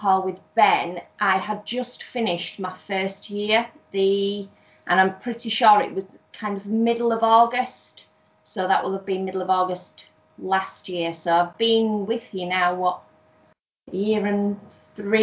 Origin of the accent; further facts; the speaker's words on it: near Scarborough, Yorkshire and the Humber, United Kingdom; I am from North Yorkshire, somewhere near Scarborough.